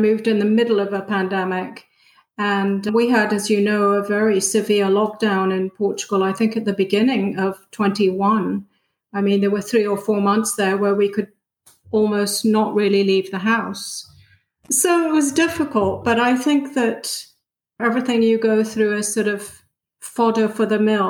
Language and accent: English; United Kingdom; If anything, I guess I would say that I'm British, but I don't fit in Britain either.